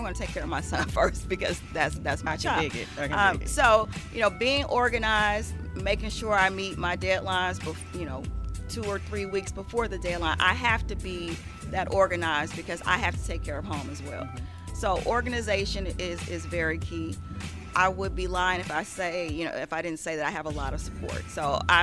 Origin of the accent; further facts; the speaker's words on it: St. Louis, Missouri, United States; I came from North St. Louis.